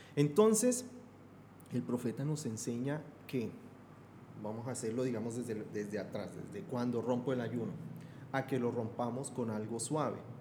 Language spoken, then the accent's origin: Spanish; Bogotá, Colombia; Yo soy de Bogotá, de la región andina